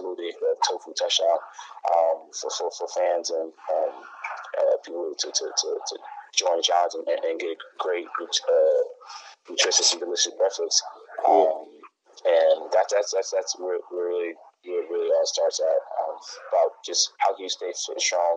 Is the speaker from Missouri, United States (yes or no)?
no; Whitehall, Pennsylvania, United States; also born or lived in New York; I was born in New York. I'm from Pennsylvania, Whitehall, Copley, Lehigh Valley